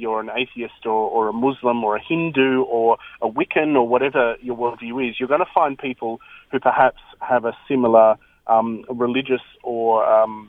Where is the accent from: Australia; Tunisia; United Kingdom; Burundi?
Australia; we as an Australian people